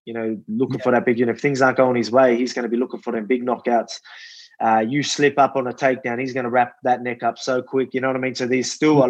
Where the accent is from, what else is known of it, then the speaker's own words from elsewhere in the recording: Wollongong, New South Wales, Australia; show the Illawarra, show Wollongong, show my hometown